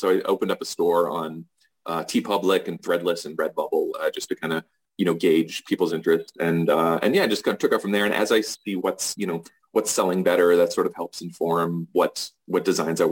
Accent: Boston, Massachusetts, United States; moved away; I'm originally from Boston

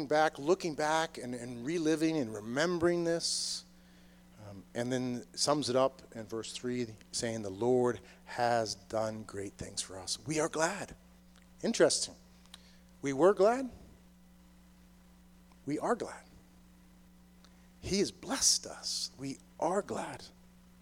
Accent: Boston, Massachusetts, United States; moved away as an adult; also born or lived in Maryland; I grew up in the Boston area

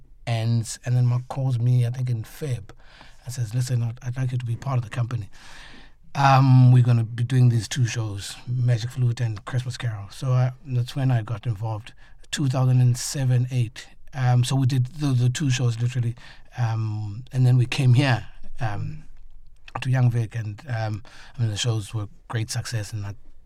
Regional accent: South Africa; I'm from South Africa and Africa

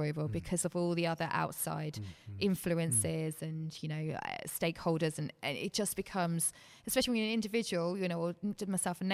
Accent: Bedford, East of England, United Kingdom; I'm from Bedford. I started playing in this in Bedford

